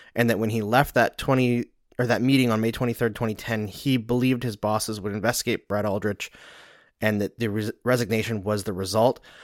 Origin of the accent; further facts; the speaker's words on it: Canada; accent: Canadian; moved away; also born or lived in Saskatchewan / Alberta; I grew up in Saskatchewan and Alberta